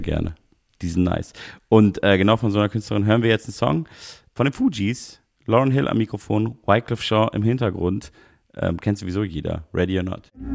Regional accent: Munich, Bavaria, Germany; die ja auch meine Heimatstadt ist.

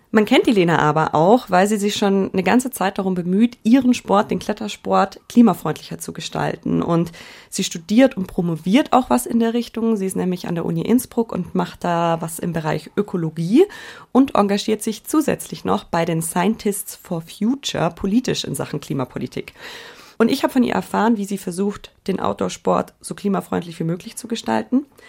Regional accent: Allgäu, Bavaria, Germany; Wir kommen beide aus dem Allgäu. Und wenn ja. ich da so an meine Jugend und Kindheit zurückdenke, die bei mir klassisch ländliches Leben geprägt war

